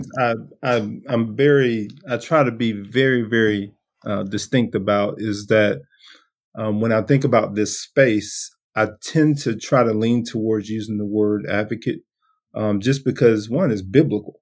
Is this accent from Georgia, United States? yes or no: yes; Brunswick, Georgia, United States; also born or lived in Washington, D.C.; I'm from Brunswick, Georgia, uh, deep South Georgia.